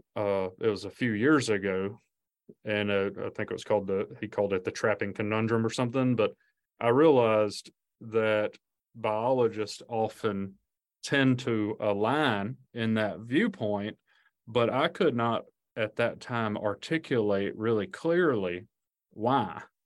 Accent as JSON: {"language": "English", "region": "Alabama", "country": "United States", "tie": "born or raised there", "said": "I grew up in Alabama"}